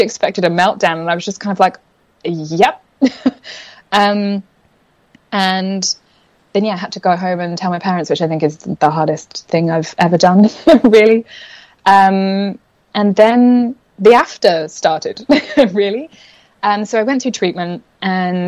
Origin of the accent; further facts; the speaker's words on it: England, United Kingdom; moved away as an adult; also born or lived in London; now in Australia; I'm originally from England, which I'm sure is semi-evident in the accent, but I picked up a few Australian, like, water and whatevers, so they'll pop out